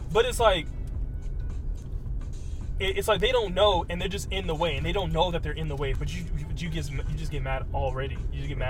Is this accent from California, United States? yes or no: yes; Riverside, California, United States; I'm from Riverside.